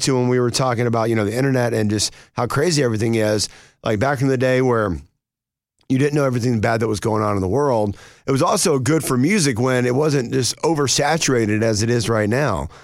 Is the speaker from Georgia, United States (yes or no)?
yes; North Georgia, United States; I grew up in North Georgia